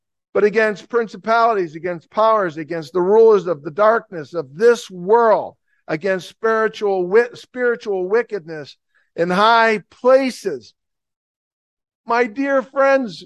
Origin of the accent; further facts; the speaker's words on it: Plainfield, New Jersey, United States; I'm from Plainfield, New Jersey